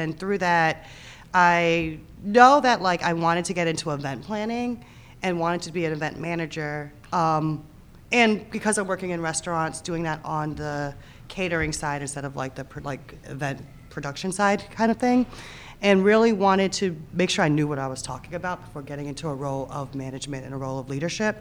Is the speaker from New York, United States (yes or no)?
yes; New York City, New York, United States; now in New Orleans, United States; New York City originally